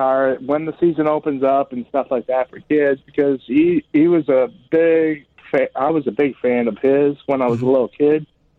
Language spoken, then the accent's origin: English; Chicago, Illinois, United States; now in Florida, United States; I'm originally from Chicago